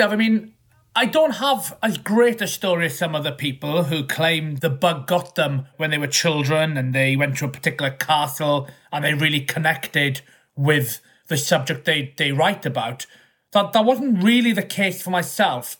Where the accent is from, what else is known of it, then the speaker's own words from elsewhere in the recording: Southwest Wales, United Kingdom; moved away as an adult; also born or lived in York; now in London, United Kingdom; I am originally from Southwest Wales, the same place, in fact, as a certain Henry Tudor. I was born and brought up in Wales most of my life before I moved to York about eight years ago